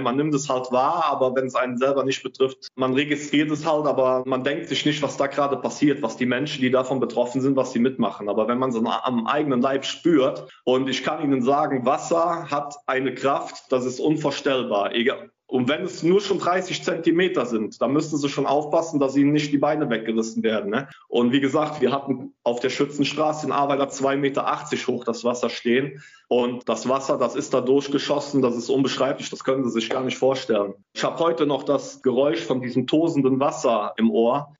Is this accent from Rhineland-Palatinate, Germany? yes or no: yes; Bad Neuenahr-Ahrweiler, Rhineland-Palatinate, Germany; ich bin in Bad Neuenahr-Ahrweiler geboren, also im Krankenhaus, habe dann mein Heimatort ist Heimersheim, auch an der A gelegen